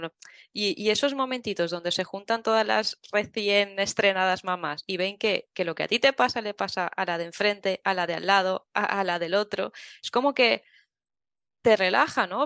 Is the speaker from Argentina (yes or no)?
no; Tavernes de la Valldigna, Valencian Community, Spain; soy de Tabernes de la Vaidigna, que es un pueblecito de Valencia